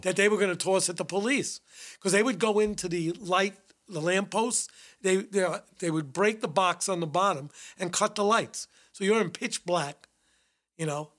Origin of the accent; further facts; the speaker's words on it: New York City, New York, United States; I grew up in the Bronx. I was raised in the Bronx. Went to school in the Bronx